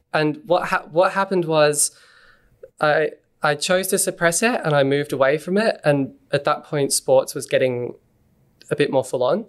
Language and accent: English; Montrose, Victoria, Australia; also born or lived in Mooroolbark; I grew up in a place called Montrose.